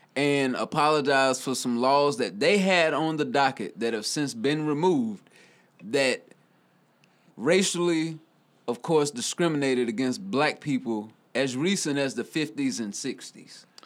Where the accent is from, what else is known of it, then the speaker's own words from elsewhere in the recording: Newberry, South Carolina, United States; from Newberry, South Carolina, my hometown.